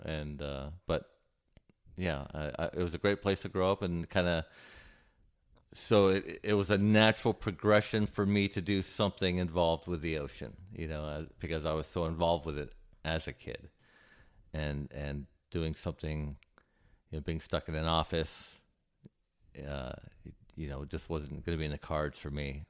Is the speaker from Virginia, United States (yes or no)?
no; Santa Barbara, California, United States; moved away as an adult; also born or lived in Hawaii / Cayman Islands; now in Cleveland, United States; I grew up in Santa Barbara, California